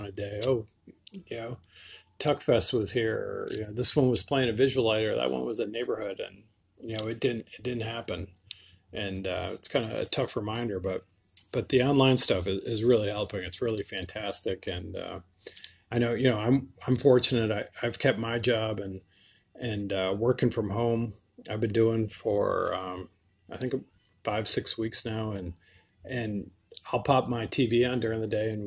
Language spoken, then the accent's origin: English; Western Massachusetts, United States; now in Charlotte, United States; where I grew up in Western Mass